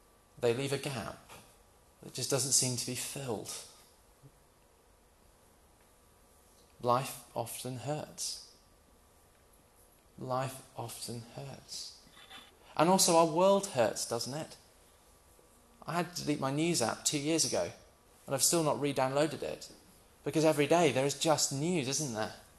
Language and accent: English; United Kingdom; We're British, most of us.